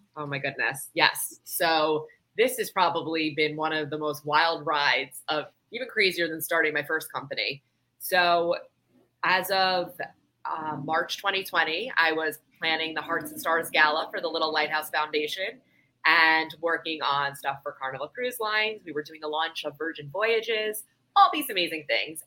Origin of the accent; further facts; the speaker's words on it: New York, United States; now in South Florida, United States; I'm from New York